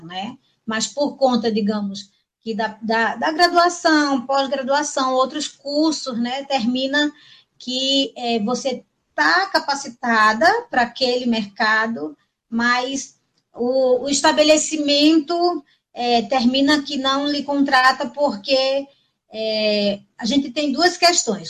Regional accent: Pernambuco, Brazil; now in Marabá, Brazil; eu sou pernambucana, mas estou aqui em Marabá já faz 26 anos

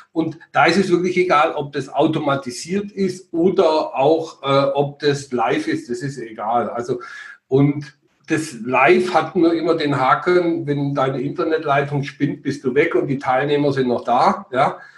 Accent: Schwäbisch Hall, Baden-Württemberg, Germany; also born or lived in Ruhr area; now in Bavaria, Germany; Also ich bin geboren im Ruhrgebiet, bin dann verschleppt worden mit sieben Jahren ins Schwärmenland nach Schwäbisch Hall und bin dann 1996 geflüchtet nach Bayern.

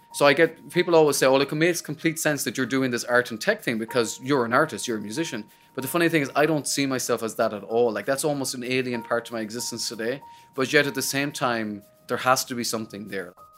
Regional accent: Sligo, Connacht, Ireland; moved away as an adult; now in United States; I'm from Sligo, and I remember standing in the back of my you know, the, the backyard and the house in Sligo

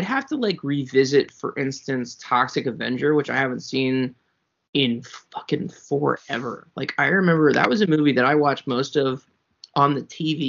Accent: Doylestown, Pennsylvania, United States; born or raised there

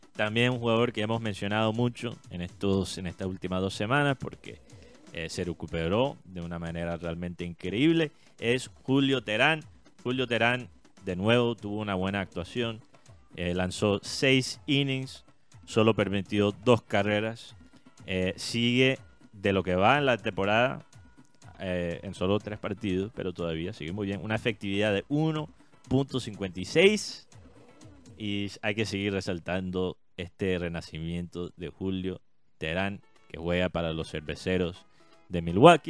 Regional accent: Colombia; como colombiano

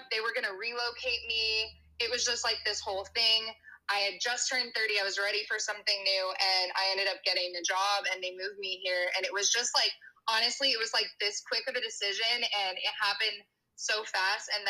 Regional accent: Bay Area, California, United States; moved away as an adult; also born or lived in San Francisco, California; now in Austin, United States; I'm from the Bay Area. I went to college in SoCal.

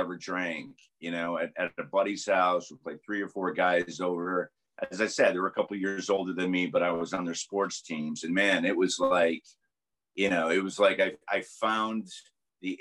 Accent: Schenectady, New York, United States; moved away as an adult; also born or lived in Washington, D.C.; I grew up in a little town called Schenectady, New York, which is upstate, close to Albany

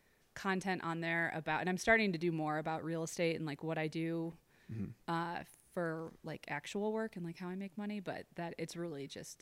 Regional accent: Ohio, United States; moved away as an adult; now in Jackson, United States; when I moved to Jackson, I moved here in 2008, and I was doing real estate, and I'm from Ohio originally

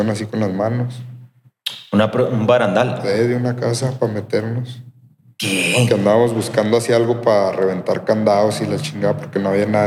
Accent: Durango, Mexico; De aquí, Durango.

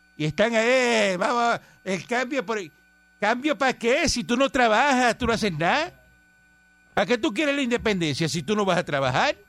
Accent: Cuba; moved away; yo soy cubano

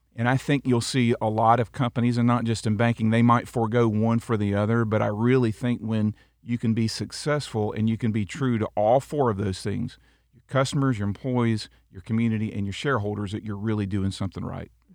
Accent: Auburndale, Florida, United States; also born or lived in Tennessee; I loved growing up in Auburndale

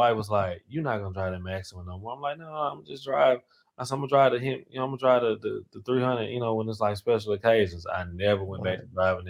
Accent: Marshall, Texas, United States; now in Houston, United States; East Texas, Northeast Texas, which is Marshall. Okay. Yeah, Marshall, like in the country.

